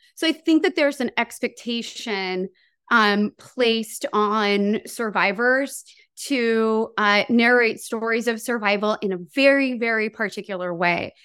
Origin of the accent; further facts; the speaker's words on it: Santa Maria, California, United States; now in Long Beach, United States; I'm from Santa Maria, which is, um, a town that I jokingly refer to as Fresno by the Sea.